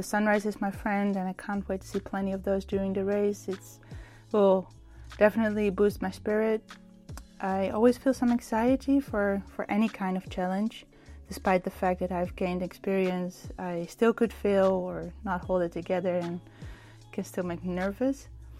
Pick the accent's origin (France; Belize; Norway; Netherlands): Netherlands; Rotterdam, South Holland; I'm from Rotterdam, the Netherlands.